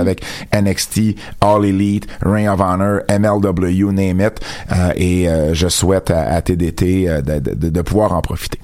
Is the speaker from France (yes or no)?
no; Jonquière, Quebec, Canada; accent: Jonquière accent; mon accent de Jonquière